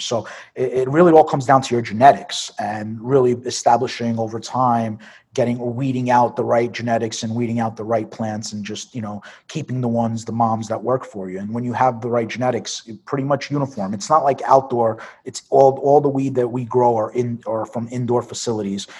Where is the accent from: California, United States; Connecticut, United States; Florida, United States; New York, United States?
New York, United States; New York City; moved away; I'm from Brooklyn. So born and raised in Brooklyn, New York. Uh, grew up basically uh, around the Coney Island area.